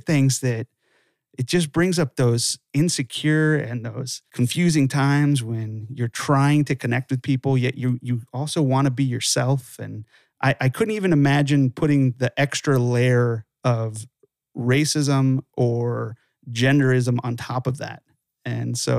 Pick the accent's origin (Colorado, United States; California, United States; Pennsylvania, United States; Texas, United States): California, United States; Los Angeles; also born or lived in Santa Clarita, California; I grew up in Los Angeles